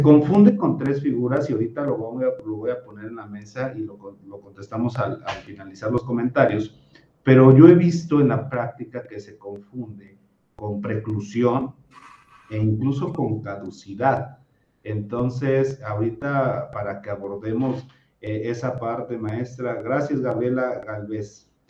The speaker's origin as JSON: {"language": "Spanish", "country": "Mexico", "said": "nosotros como mexicanos"}